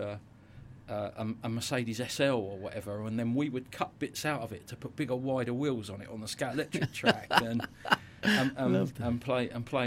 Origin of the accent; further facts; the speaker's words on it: London, United Kingdom; Well, I grew up in West London. I was born in Hillingdon Hospital.